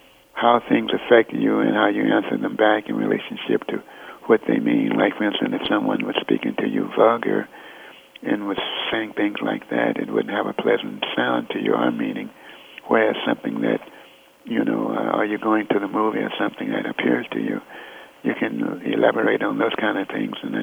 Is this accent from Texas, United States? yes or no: yes; Fort Worth, Texas, United States; moved away; I was born in Fort Worth